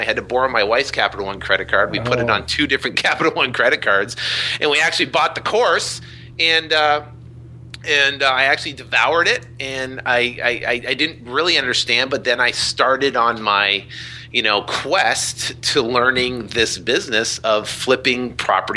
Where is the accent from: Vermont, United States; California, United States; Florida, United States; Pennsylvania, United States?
Vermont, United States; I was born and raised in Vermont